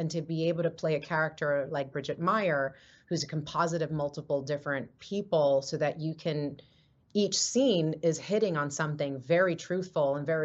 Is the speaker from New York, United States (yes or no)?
yes; New York, United States; I grew up in New York in the Lower East Side during the HIV, AIDS, crack, cocaine disparity, heroin crisis